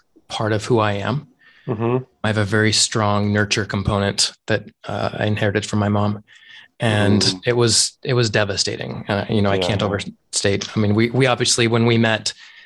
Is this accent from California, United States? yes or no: no; Utah, United States; moved away as an adult; also born or lived in Japan / Arizona; So I was born and raised in Utah, and I grew up in a Mormon community